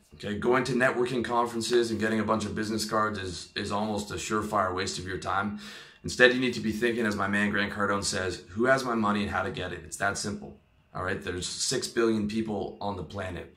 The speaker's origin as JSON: {"language": "English", "country": "Canada", "said": "I'm Canadian"}